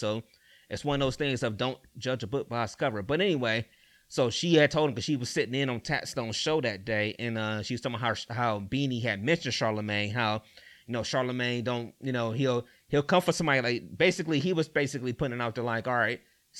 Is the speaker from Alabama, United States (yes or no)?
no; East Cleveland, Ohio, United States; all right, I'm from EC or whatever, I grew up in East Cleveland, you know what I'm saying?